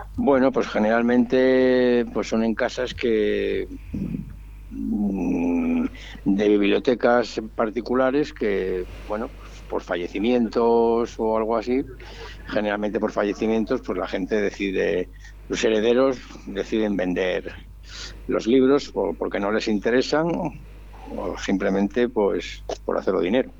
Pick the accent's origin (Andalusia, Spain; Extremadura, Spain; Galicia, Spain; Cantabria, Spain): Cantabria, Spain; Santander; moved away; vengo de Santander